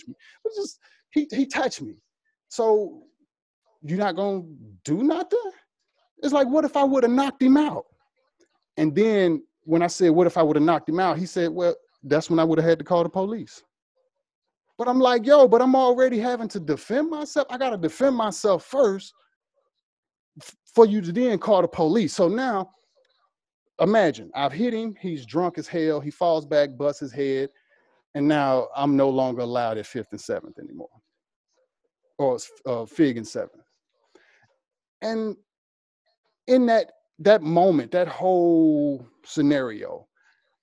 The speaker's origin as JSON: {"language": "English", "region": "Mississippi", "country": "United States", "moved": "yes", "lives_now": "Los Angeles, United States", "said": "I'm from Mississippi. I live in downtown LA."}